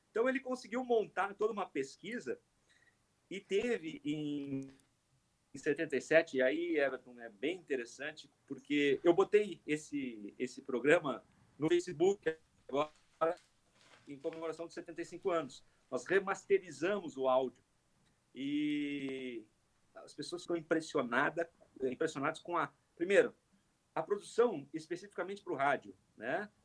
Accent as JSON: {"language": "Portuguese", "town": "Caxias do Sul", "region": "Rio Grande do Sul", "country": "Brazil", "tie": "born or raised there", "said": "eu sou, então, natural de Caxias"}